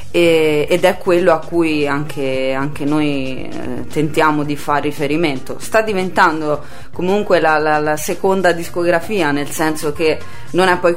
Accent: Livorno, Tuscany, Italy; io vengo da Livorno e in questo momento stanno fiorendo praticamente i gruppi che nel circuito indie stanno avendo molto successo

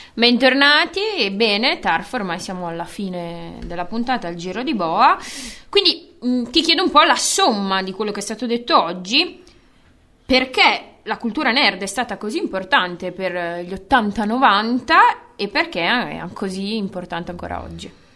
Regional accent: Bologna, Emilia-Romagna, Italy; Noi siamo nati e cresciuti a Basket City

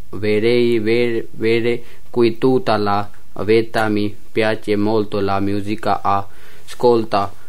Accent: Pakistan; Italian is a second language; moved away as an adult; now in Camugnano, Italy; vengo dal Pakistan, ho 24 anni, anche io abito a Camignano. da 5 mesi

